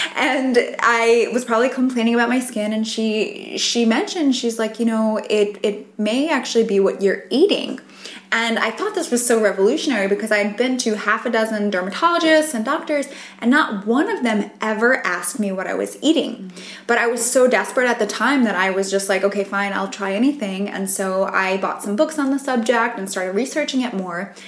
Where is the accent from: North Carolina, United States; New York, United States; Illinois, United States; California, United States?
New York, United States; I grew up in New York